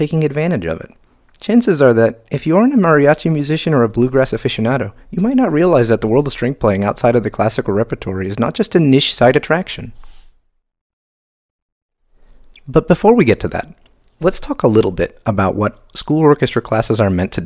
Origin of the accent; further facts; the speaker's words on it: Miami, Florida, United States; moved away as an adult; now in Pasadena, United States; growing up in the South, even in the melting pot of Latin American cultures that is Miami